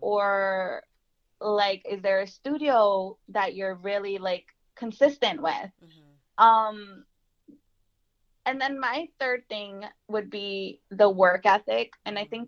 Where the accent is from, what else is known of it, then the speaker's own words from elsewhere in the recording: Jersey City, New Jersey, United States; being born and raised in Jersey City